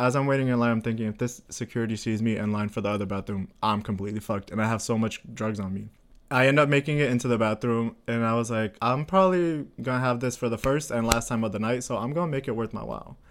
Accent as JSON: {"language": "English", "region": "Florida", "country": "United States", "moved": "yes", "lives_now": "Sweden", "said": "I'm from Florida"}